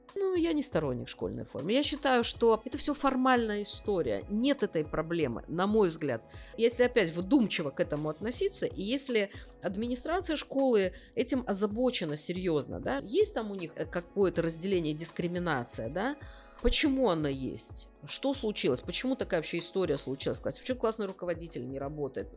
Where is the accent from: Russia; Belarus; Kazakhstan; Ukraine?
Russia; Kaliningrad Oblast; Я из Калининградской области